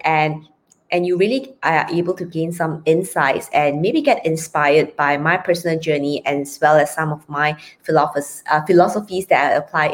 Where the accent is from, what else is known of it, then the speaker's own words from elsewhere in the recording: Malaysia; I'll be representing Malaysia, born and bred in Malaysia and currently in Penang, Malaysia.